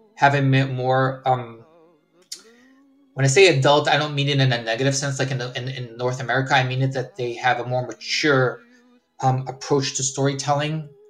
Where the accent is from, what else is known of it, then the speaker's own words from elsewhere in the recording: Herzliya, Tel Aviv District, Israel; also born or lived in California, United States; Then I went back to Israel for um, high school there